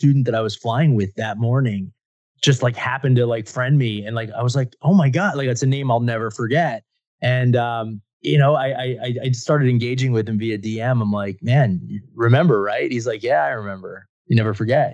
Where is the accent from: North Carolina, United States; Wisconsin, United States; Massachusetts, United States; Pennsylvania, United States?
Pennsylvania, United States; Philadelphia; I grew up in the Philadelphia area